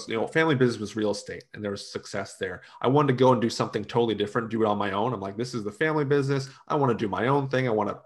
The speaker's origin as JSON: {"language": "English", "country": "United States", "tie": "born or raised there", "also_born_or_lived": "Utah", "lives_now": "Gainesville, United States", "said": "family and heritage is from Slovakia, so Eastern Europe. I was born here."}